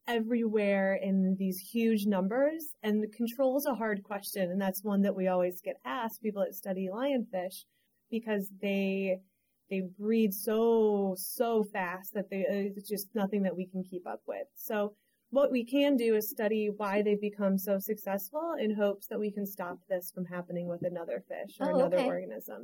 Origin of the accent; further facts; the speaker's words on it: St. Louis, Missouri, United States; now in North Carolina, United States; I grew up in St. Louis, Missouri. So smack dab in the middle of the country